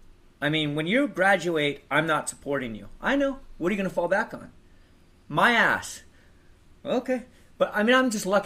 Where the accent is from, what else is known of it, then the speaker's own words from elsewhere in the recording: Palos Verdes, California, United States; I was born in Northern California. Okay. And my dad moved down to Southern California when I was in third grade. So I grew up in Palos Verdes, which is a really nice place, but it's just a suburb